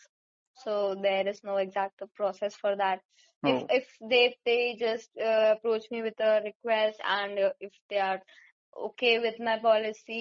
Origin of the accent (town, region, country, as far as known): India